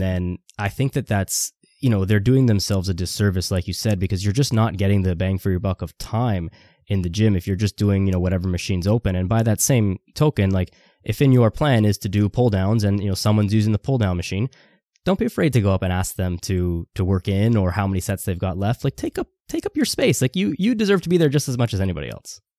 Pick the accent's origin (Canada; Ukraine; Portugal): Canada; Toronto, Ontario; I'm from Toronto